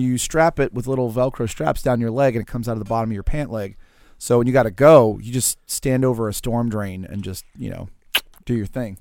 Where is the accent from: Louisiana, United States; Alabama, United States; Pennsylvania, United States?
Louisiana, United States; New Orleans; also born or lived in Pearl River, Louisiana; I mostly grew up in New Orleans, but I started out in Pearl River, Louisiana